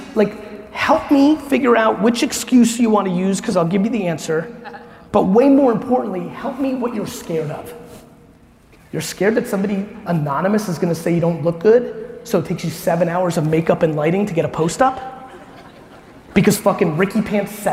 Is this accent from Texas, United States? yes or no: no; New Jersey, United States; I'm from Jersey